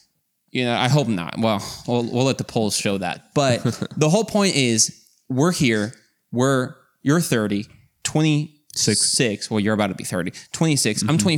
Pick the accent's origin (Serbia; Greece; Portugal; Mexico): Mexico; moved away; So to give you some context is we grew up in Mexico, and there our parents have always been kind of part of the church when we came into the picture.